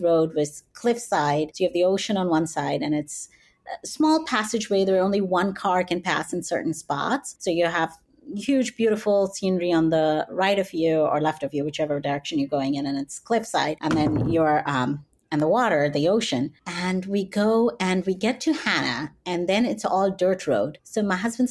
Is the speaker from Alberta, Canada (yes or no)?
yes; Calgary, Alberta, Canada; also born or lived in Oklahoma; now in New York, United States; here I was in my hometown of Calgary